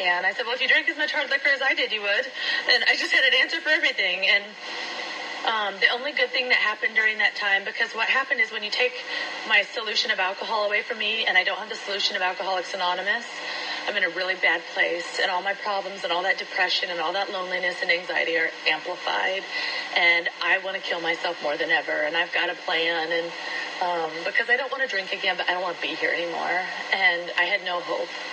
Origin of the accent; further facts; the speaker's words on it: Iowa, United States; also born or lived in San Diego; now in Orange County, United States; I was raised in Iowa